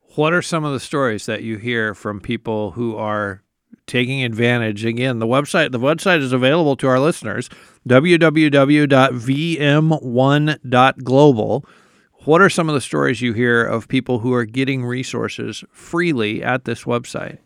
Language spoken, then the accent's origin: English; United States; as an American